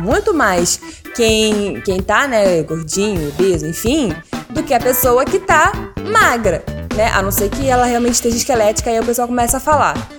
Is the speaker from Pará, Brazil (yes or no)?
no; Rio de Janeiro, Brazil; nós enquanto brasileiros, né, cariocas